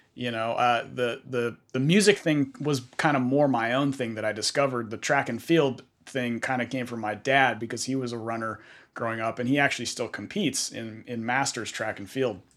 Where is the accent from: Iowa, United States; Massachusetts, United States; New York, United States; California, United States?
California, United States; Bay Area; I grew up in the Bay Area